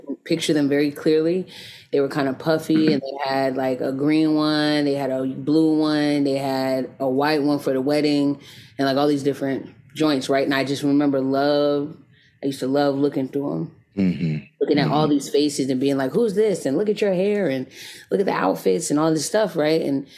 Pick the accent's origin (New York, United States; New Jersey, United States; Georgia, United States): Georgia, United States; Jonesboro; now in Atlanta, United States; So yeah, that's where I'm from. I was raised in Jonesboro, Georgia, just south of Atlanta.